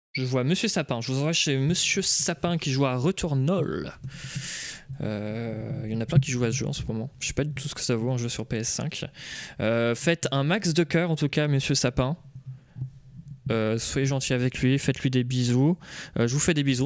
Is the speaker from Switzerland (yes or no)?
no; Nantes, Pays de la Loire, France; je suis de Nantes